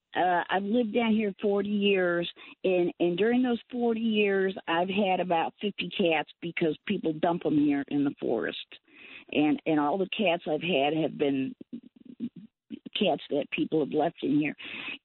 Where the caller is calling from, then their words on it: Florida, United States; Central Florida.